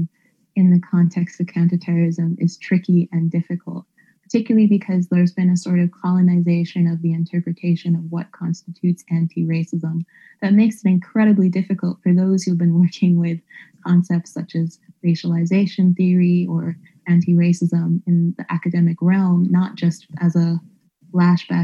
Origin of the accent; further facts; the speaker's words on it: Canada; moved away; as a Canadian